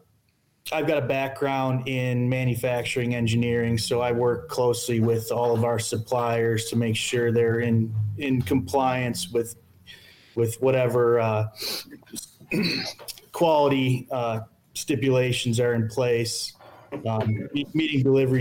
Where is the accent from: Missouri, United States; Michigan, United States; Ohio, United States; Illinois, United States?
Michigan, United States; Grand Rapids; Yeah, so like both of them said, we're all from West Michigan, Grand Rapids area.